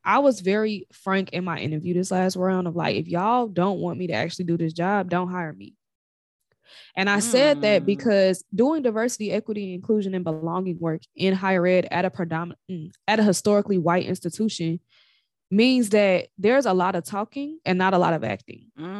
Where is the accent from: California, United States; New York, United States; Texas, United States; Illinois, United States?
Illinois, United States; Chicago; accent: Chicago; because being a native of Chicago is always me. But having been raised in Chica